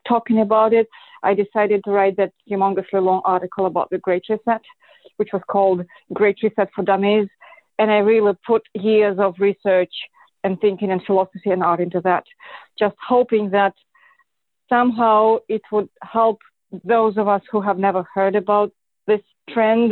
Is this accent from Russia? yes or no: yes; Moscow, Russia; moved away; I am Russian. I was born and raised in Moscow